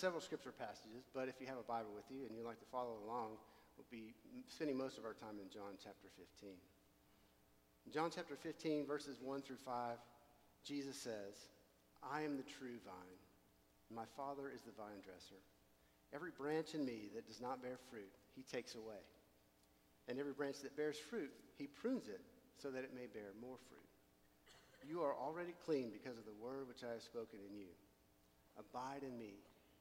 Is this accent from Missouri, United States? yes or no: no; Nashville, Tennessee, United States; I grew up in Nashville, Tennessee, in a Christian home.